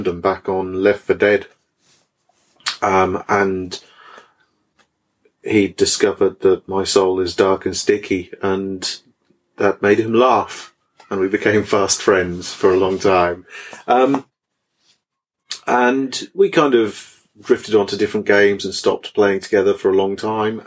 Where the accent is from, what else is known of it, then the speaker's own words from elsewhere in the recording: Norfolk, East of England, United Kingdom; I'm from Norfolk